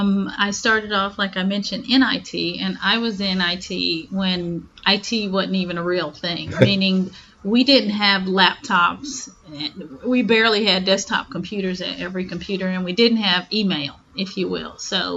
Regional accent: Memphis, Tennessee, United States; born there; now in Houston, United States; And I am from Memphis, Tennessee.

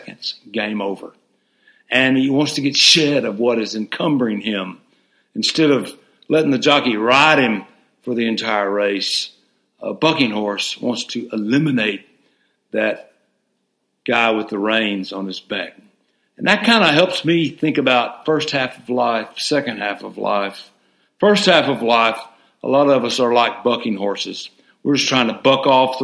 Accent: Hot Springs, Arkansas, United States; I grew up in Hot Springs, Arkansas

